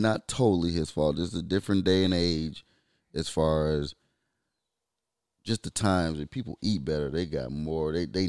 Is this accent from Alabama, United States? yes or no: no; Detroit, Michigan, United States; I'm from Detroit.